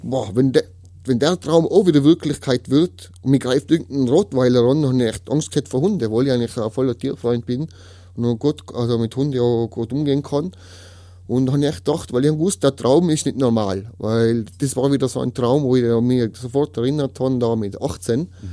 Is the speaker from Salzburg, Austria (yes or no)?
no; Tyrol, Austria; ich komme aus Tirol, 36 Jahre alt.